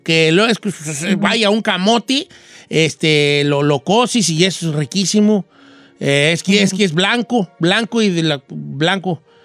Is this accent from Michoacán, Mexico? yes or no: yes; La Sauceda, Michoacán, Mexico; moved away; en mi pueblo, donde, donde yo soy, el pueblo más bonito del mundo, la Sauceda de Michoacán